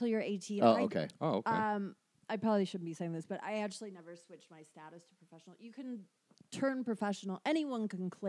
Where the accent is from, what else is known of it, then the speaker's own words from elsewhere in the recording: United Kingdom; Like in the UK, probably the first